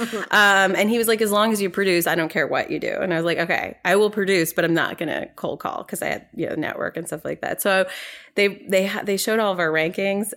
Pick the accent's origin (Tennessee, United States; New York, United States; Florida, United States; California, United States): New York, United States; moved away as an adult; also born or lived in North Carolina; I'm from New York originally, and, um, I went to school in North Carolina